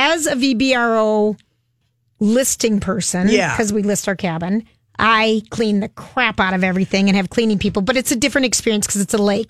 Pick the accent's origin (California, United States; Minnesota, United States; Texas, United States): Minnesota, United States; St. Paul; I grew up in St. Paul. Everything was used. Right. You know, there was no new homes being built in St. Paul when we grew up.